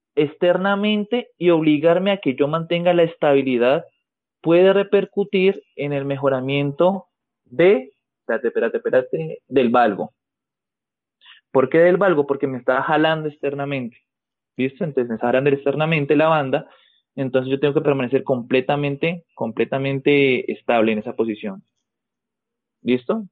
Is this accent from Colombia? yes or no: yes; Colombia; el indicativo en mi país sería más 57